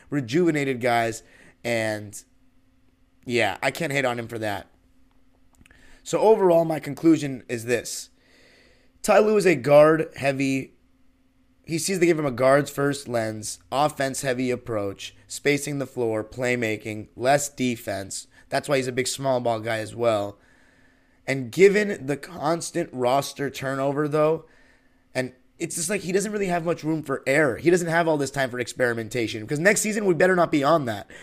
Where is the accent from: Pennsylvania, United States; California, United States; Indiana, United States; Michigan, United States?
California, United States; Los Angeles; From Los Angeles, born and raised